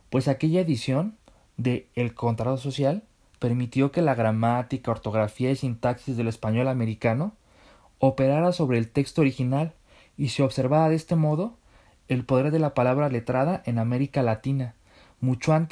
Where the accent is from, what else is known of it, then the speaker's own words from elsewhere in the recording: Mexico City, Mexico; accent: chilango; Aquí una disculpa por mi acento chilango, pero imaginemos un acento porteño.